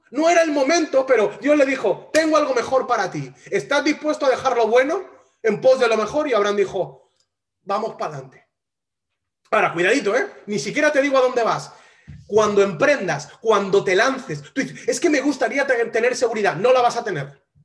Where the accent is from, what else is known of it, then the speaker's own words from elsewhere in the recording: Spain; Yo soy español